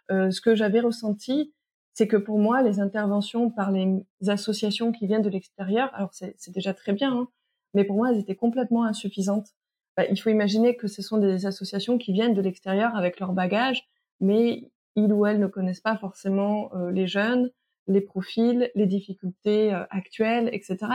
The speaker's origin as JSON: {"language": "French", "country": "French Guiana", "tie": "born or raised there", "said": "j'ai grandi une partie de mon enfance en Guyane."}